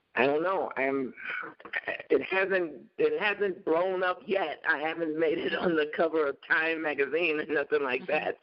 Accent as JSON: {"language": "English", "town": "Chicago", "region": "Illinois", "country": "United States", "tie": "born or raised there", "moved": "yes", "lives_now": "Minnesota, United States", "said": "growing up in Chicago in this really all black uh, environment"}